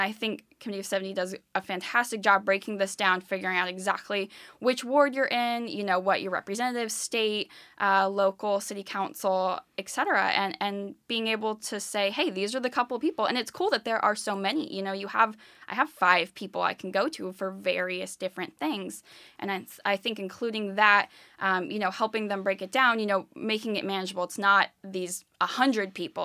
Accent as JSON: {"language": "English", "region": "California", "country": "United States", "tie": "born or raised there", "moved": "as an adult", "lives_now": "Philadelphia, United States", "said": "I am originally from the West Coast. I grew up in California"}